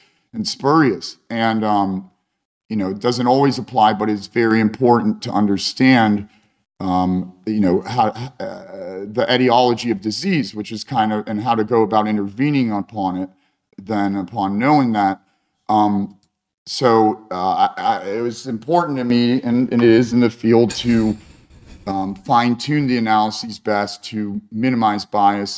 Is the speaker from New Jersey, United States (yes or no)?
no; Cincinnati, Ohio, United States; also born or lived in Saint Petersburg, Russia / Vienna, Austria / Rome, Italy / Ukraine; I grew up in Cincinnati, Ohio